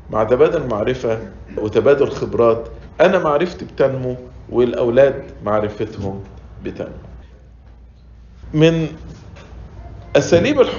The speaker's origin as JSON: {"language": "Arabic", "country": "Egypt", "lives_now": "United States", "said": "وأنا مش بتكلم عشان إحنا مصريين وعايشين في أمريكا"}